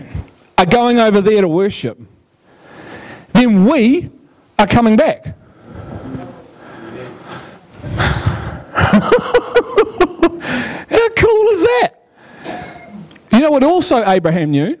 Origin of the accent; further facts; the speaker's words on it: Liverpool, North West England, United Kingdom; I'm from Liverpool, man. You can't have anything but fun when you're from Liverpool